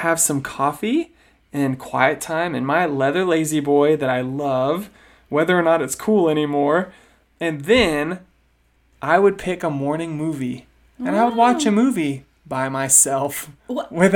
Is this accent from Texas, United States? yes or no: yes; Sugar Land, Texas, United States; we grew up mainly in Sugar Land, which is a gigantic master plan community outside of Houston